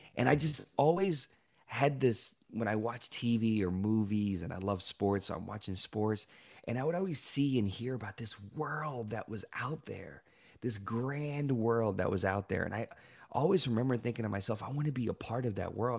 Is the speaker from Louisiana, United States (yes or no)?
yes; Shreveport, Louisiana, United States; I was born in Shreveport, Louisiana